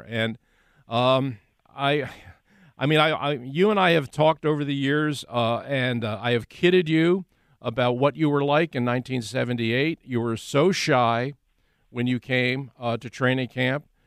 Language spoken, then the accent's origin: English; Philadelphia, Pennsylvania, United States; also born or lived in Delaware County; to do it in my hometown, to do it where I grew up